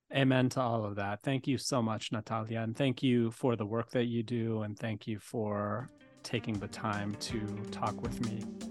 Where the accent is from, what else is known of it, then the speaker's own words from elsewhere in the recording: Tucson, Arizona, United States; now in Chicago, United States; growing up in Tucson